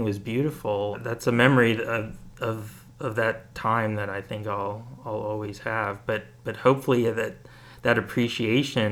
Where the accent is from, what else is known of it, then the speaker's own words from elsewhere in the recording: Bethlehem, Pennsylvania, United States; growing up in Bethlehem